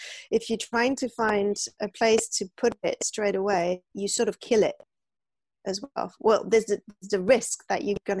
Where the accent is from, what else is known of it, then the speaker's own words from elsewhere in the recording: France; first language French; English is a second language; moved away as an adult; I was French. I even lost my French at that point